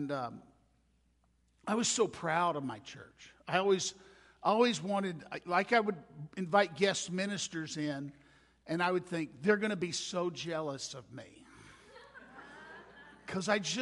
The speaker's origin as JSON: {"language": "English", "region": "Mississippi", "country": "United States", "moved": "as an adult", "lives_now": "New Mexico, United States", "said": "I'm not from around here. My wife Gail and I, we hail originally from Mississippi"}